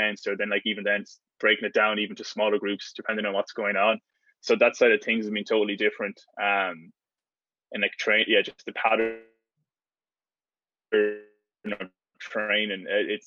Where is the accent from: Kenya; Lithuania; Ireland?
Ireland; moved away as an adult; now in United States; being the Irish fella